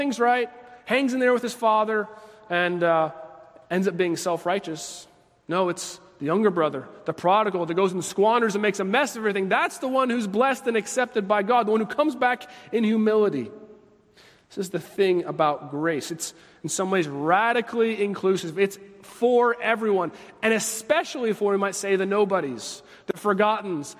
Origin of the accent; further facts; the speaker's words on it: United States; as an American